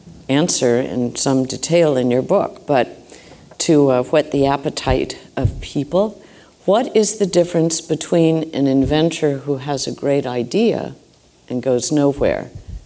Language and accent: English; Ireland; If the Irish can do something, and of course I'm Irish, so, you know, but we're still good friends